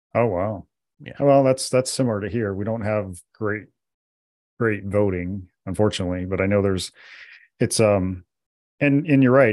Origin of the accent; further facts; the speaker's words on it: South Dakota, United States; I grew up in South Dakota